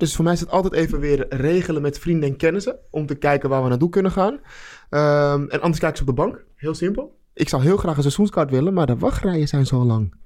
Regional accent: Amsterdam, North Holland, Netherlands; ik ben Amsterdammer

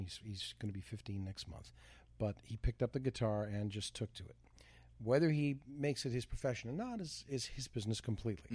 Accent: Canada; moved away; growing up in Canada

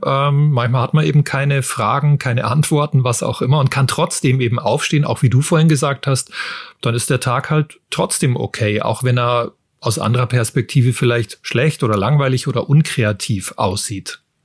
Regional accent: Germany; bei uns in Deutschland

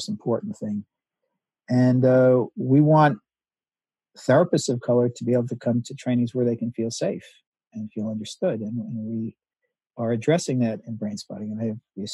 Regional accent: United States; I grew up in the United States in the 50s and 60s

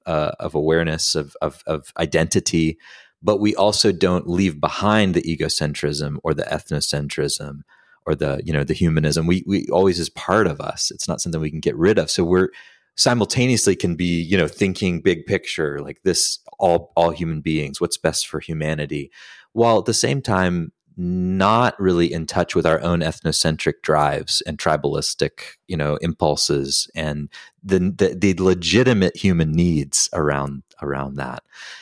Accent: the South, United States; for me growing up in the South, in the rural South, there's a lot of bad shit

